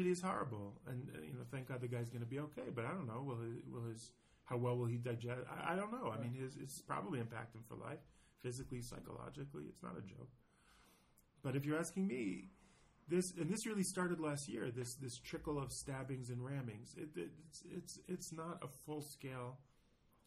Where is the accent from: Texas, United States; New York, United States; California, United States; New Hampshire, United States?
New York, United States; now in Israel; I grew up in New York